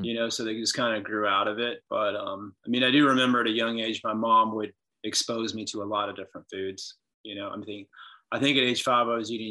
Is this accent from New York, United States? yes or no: no; Lexington, Kentucky, United States; also born or lived in Winter Park, Florida / Colorado; My parents moved up here to Lexington, went to Sayre School, and then Dunbar for high school